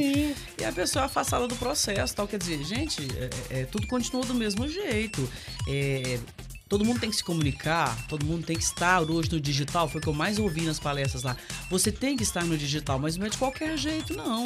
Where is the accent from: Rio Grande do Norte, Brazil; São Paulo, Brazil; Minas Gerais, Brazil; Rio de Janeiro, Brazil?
Minas Gerais, Brazil; Patrocínio; a gente fomos criadas juntas ali no Marciano Brandão